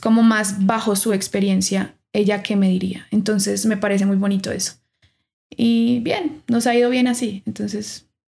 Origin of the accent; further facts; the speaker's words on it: Pereira, Risaralda, Colombia; moved away as an adult; now in Bogotá, Colombia; Me gradué de la Universidad Tecnológica de Pereira, yo soy de Pereira